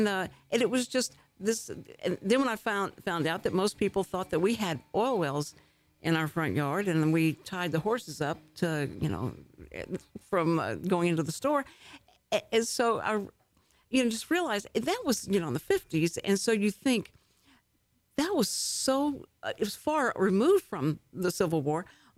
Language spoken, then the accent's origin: English; Houston, Texas, United States; I was born and raised in Houston, and so I lived all my life there, and I've lived all my life there